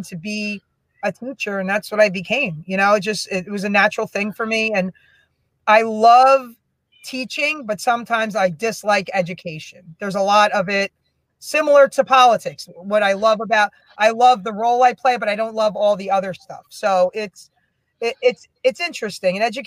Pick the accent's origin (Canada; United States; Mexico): United States; Union, New Jersey; also born or lived in Springfield, New Jersey; growing up in Union, I just had some really amazing teachers during my childhood